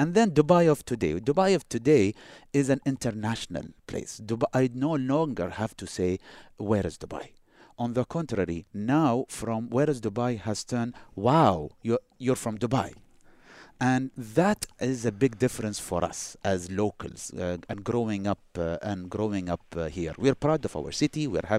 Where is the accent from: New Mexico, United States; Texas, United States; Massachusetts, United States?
Massachusetts, United States; Boston; whenever I went to New York to visit and I tell them I'm from Boston, I experienced it firsthand.